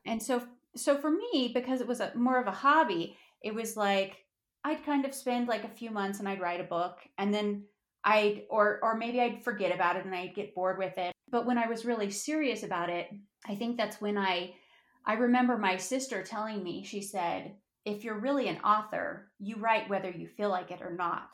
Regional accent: Durango, Colorado, United States; I'm a Colorado native. I'm from Durango, Colorado.

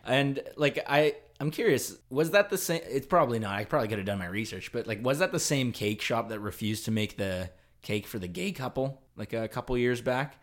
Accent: Canada; Canada's pretty cool. It's just cold up here.

